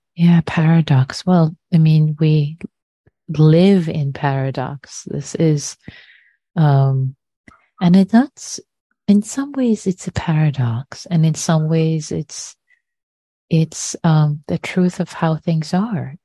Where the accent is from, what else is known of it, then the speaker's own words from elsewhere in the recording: Tehran, Tehran Province, Iran; moved away; when I was growing up in Iran, I lived through the bombing of Tehran in the Iran Iraq War.